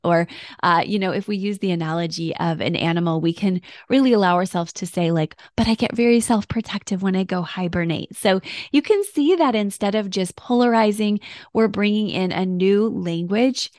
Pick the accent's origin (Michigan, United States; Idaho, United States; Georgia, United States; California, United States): Michigan, United States; now in Florida, United States; I grew up in Michigan